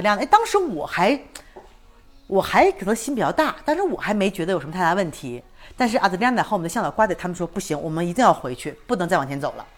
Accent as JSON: {"language": "Chinese", "country": "China", "also_born_or_lived": "Chiapas, Mexico", "moved": "yes", "lives_now": "Mexico", "said": "我作为一个中国人"}